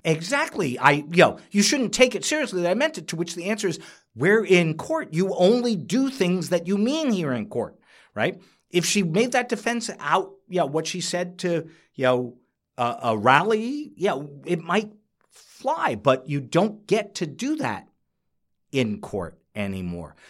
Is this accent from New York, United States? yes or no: yes; New York, United States; I'm a New Yorker